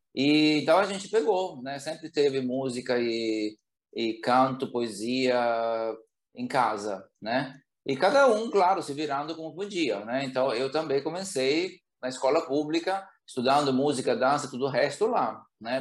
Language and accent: Portuguese; Bergamo, Lombardy, Italy; Portuguese is a second language; moved away as an adult; now in Brazil; Bergamo, né, que é a cidade onde eu cresci